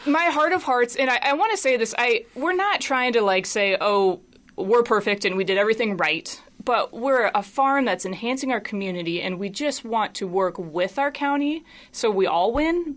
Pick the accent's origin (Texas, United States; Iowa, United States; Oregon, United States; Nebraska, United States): Iowa, United States; Des Moines; I grew up in Des Moines